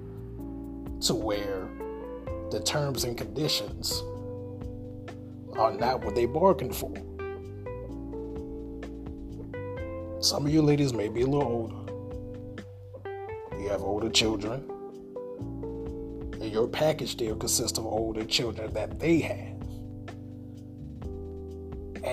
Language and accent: English; Augusta, Georgia, United States; the beautiful city of Augusta, GA. That's my hometown, that's where I'm from.